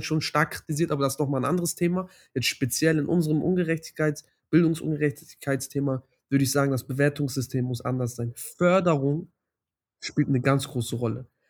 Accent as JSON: {"language": "German", "region": "Hamburg", "country": "Germany", "tie": "born or raised there", "said": "ich komme aus Hamburg. Ähm, ich bin in Hamburg geboren"}